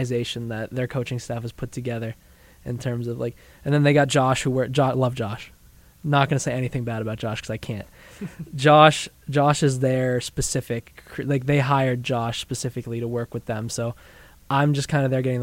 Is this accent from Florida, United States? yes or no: no; New Hampshire, United States; moved away; growing up in New Hampshire, there's a bunch of ski mountains and stuff